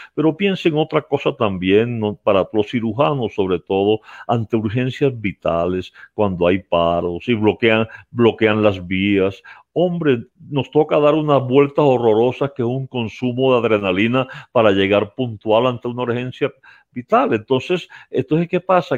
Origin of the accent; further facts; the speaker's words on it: Colombia; mi patria, Colombia